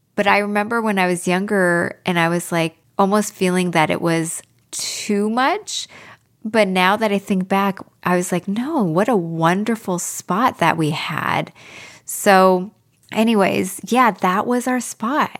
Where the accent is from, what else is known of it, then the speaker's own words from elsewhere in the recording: Pacific Northwest, United States; I'm from the Pacific Northwest, which has a very big Scandinavian community